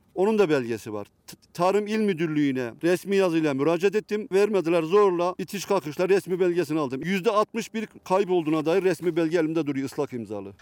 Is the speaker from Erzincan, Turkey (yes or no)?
yes; İliç, Erzincan, Turkey; benim köyüme 12 milyon para dağıttı